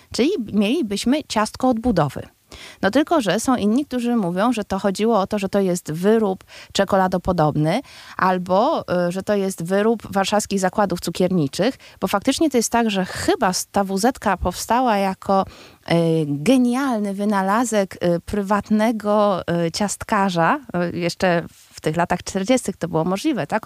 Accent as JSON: {"language": "Polish", "town": "Warsaw", "region": "Masovian Voivodeship", "country": "Poland", "said": "my, warszawiacy, urodzeni bądź, y, bądź przyjezdni, ale ci wszyscy, którzy uważają się za warszawiaków"}